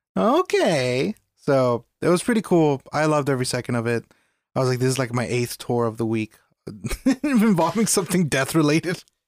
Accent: United States; as an American a person of color

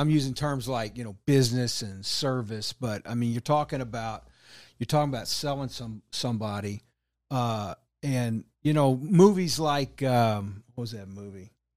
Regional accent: Texas, United States; now in Kansas City, United States; I'm originally from Texas, but moved up here, um, in oh eight

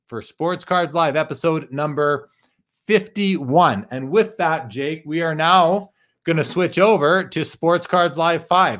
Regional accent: Canada; being Canadian

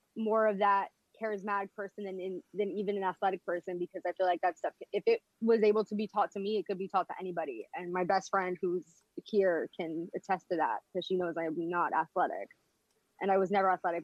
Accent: Philadelphia, Pennsylvania, United States; I'm from Philadelphia

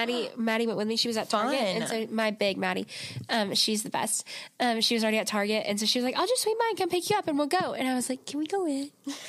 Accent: Rome, United States; I'm from Rome

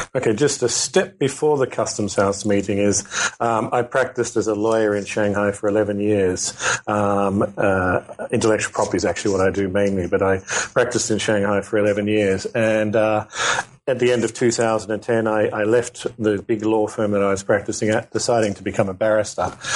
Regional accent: Australia; also born or lived in Kobe, Japan; I'm from Australia. Uh, when I was in high school, uh, they started offering Japanese.

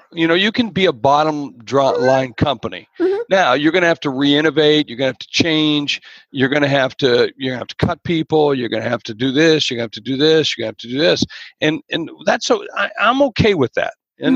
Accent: Georgia, United States; grew up in Georgia. That's actually right. Yeah, although a lot of people know me for South Dakota

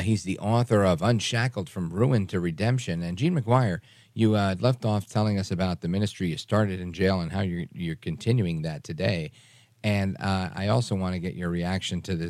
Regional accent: New York City, New York, United States; now in New Jersey, United States; I was born in Brooklyn

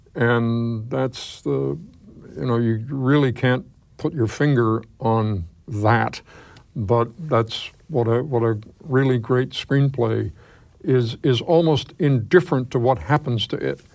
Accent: New York City, New York, United States; I grew up in New York

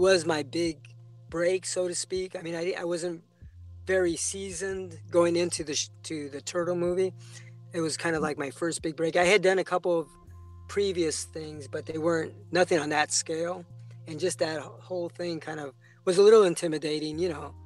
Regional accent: San Francisco, California, United States; I was raised in San Francisco, so I was in the Sunset District

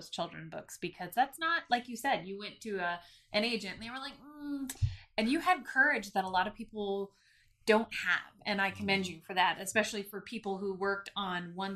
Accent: Sutton, Alaska, United States; I grew up in Sutton. It's a town of 500 people

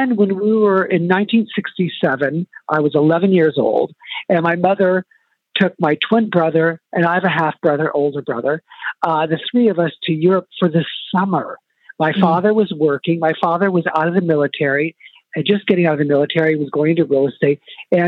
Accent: San Luis Obispo, California, United States; also born or lived in Heidelberg, Germany; now in New York, United States; growing up in San Luis Obispo is not a very fashionable town

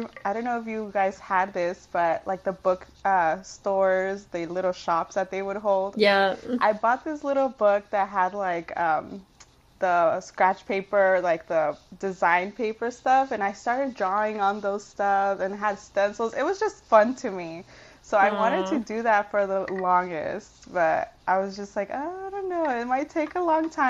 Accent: Michoacán, Mexico; We're from Michoacán, so shout

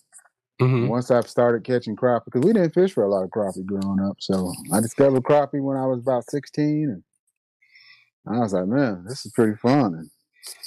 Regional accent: Kansas, United States; I'm from Kansas.

